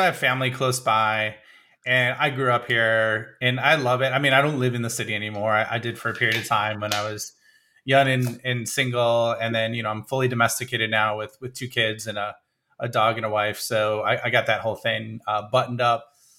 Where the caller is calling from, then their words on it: Illinois, United States; Like right outside of Chicago, straight west of Chicago.